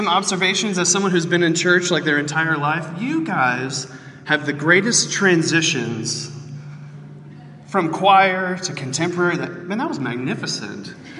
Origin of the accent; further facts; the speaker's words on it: Houston, Texas, United States; I am from Texas.